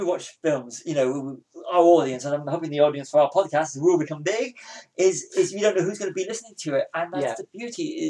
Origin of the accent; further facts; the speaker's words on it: United Kingdom; being British